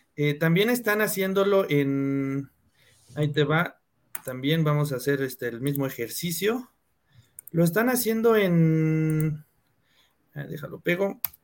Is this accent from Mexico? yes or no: yes; Cuautitlán Izcalli, State of Mexico, Mexico; yo soy de Cuautitlán Izcalli